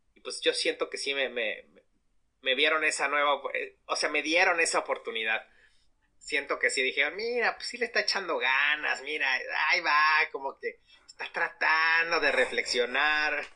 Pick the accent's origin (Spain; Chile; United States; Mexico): Mexico; Como mexicanos